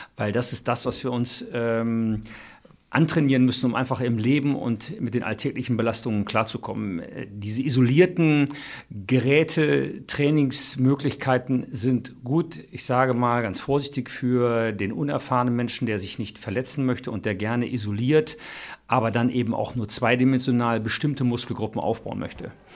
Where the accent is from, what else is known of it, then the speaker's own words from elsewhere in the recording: Cologne, North Rhine-Westphalia, Germany; Ich als Kölner